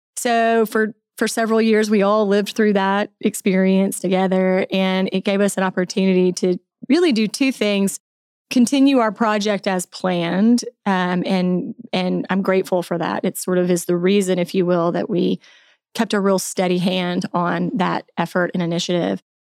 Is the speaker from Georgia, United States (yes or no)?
no; Alabama, United States; moved away as an adult; also born or lived in Tallahassee, Florida; now in Bentonville, United States; I grew up in Alabama